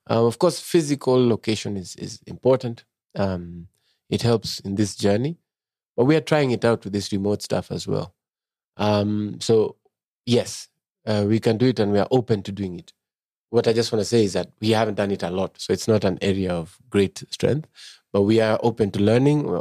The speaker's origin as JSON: {"language": "English", "country": "Kenya", "said": "I'm a Kenyan. I want more Kenyans to listen to me."}